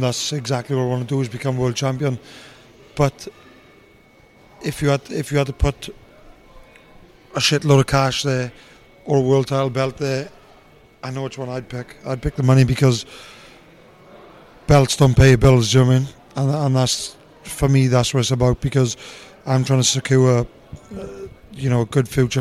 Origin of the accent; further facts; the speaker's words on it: Tonypandy, Wales, United Kingdom; South Wales. I'm from Ron the Valley's place called Tonopandia.